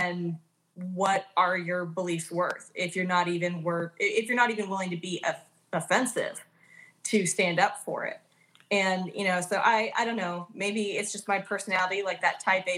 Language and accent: English; Oklahoma, United States; I grew up in Oklahoma.